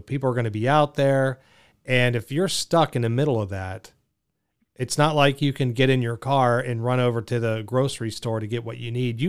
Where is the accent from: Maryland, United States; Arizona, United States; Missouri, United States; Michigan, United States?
Arizona, United States; I'm from Arizona, so it's very much Wild West